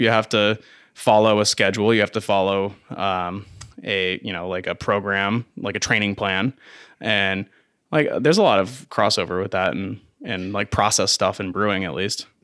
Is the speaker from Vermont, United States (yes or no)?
yes; Vermont, United States; also born or lived in Carthage, New York / Plattsburgh, New York; I was born in upstate New York, central New York area, Carthage. Um, and I lived in New York with my family for, like, a month and then moved to Vermont. So I'm technically not from Vermont, but, I mean, it's as close as you can get